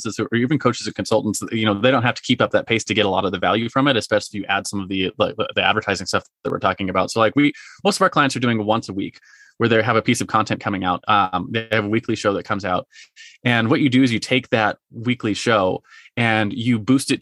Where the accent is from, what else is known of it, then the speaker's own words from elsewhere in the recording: Marietta, United States; my hometown, you mentioned Marietta